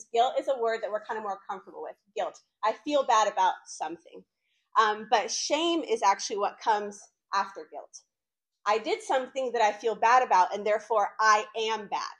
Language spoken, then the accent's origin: English; Winston-Salem, North Carolina, United States; also born or lived in Argentina / Los Angeles; I was born in Argentina, came to the United States when I was in kindergarten, immigrated to the States with my two amazing parents, grew up here in North Carolina in Winston-Salem